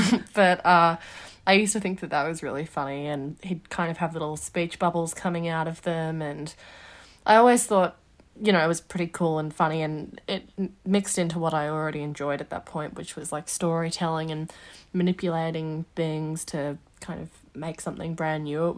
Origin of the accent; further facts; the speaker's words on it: Melbourne, Victoria, Australia; also born or lived in Wagga Wagga; Yeah, I was born in Wagga Wagga to my mum and dad, and I was only there for a few years before we moved to Melbourne. So Melbourne's mostly what I sort of know.